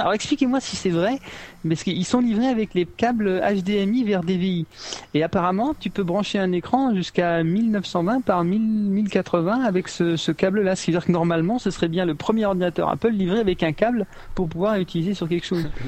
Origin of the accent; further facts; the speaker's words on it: France; moved away; je suis français